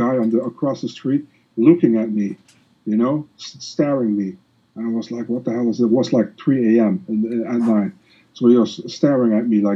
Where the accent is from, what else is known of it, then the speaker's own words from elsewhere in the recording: Netherlands; English is a second language; I'm not from the U.S. I'm from the Netherlands.